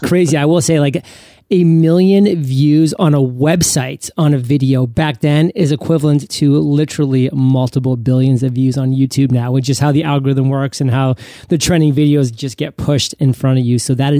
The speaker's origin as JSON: {"language": "English", "region": "Maine", "country": "United States", "tie": "born or raised there", "said": "I'm actually born and raised in Maine. And, you know, I grew up on the ocean, loving the ocean, always being in the ocean"}